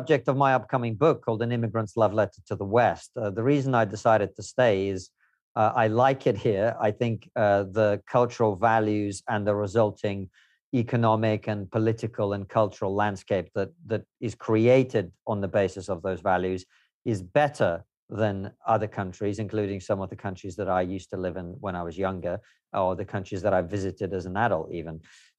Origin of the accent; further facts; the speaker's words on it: Moscow, Russia; born there; English is a second language; also born or lived in Uzbekistan / Ukraine; no, I grew up all over the place. I was born in Moscow. I lived there for some time. Then my family lived in Uzbekistan.